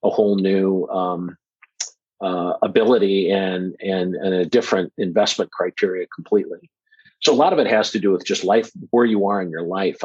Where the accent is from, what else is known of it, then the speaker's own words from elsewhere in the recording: Omaha, Nebraska, United States; I'm from Omaha, Nebraska